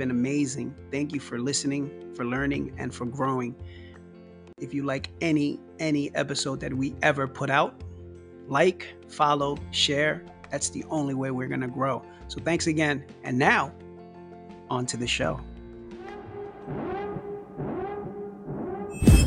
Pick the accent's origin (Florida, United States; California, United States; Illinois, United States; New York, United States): New York, United States; New York City; born or raised there